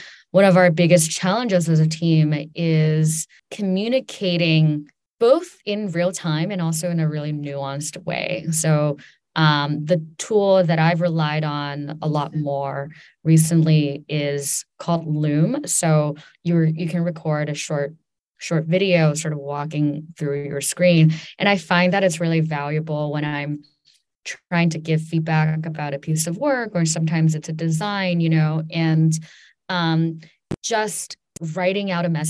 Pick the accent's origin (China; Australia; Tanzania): China; also born or lived in New York, United States; I grew up in China and also on the East Coast, in and near New York.